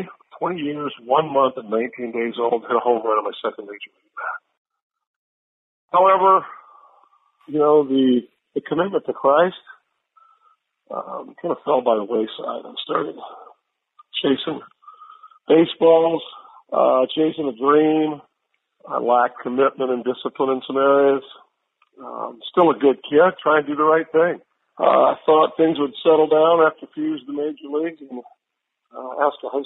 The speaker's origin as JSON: {"language": "English", "town": "Merritt Island", "region": "Florida", "country": "United States", "tie": "born or raised there", "said": "I grew up in Merritt Island, Florida."}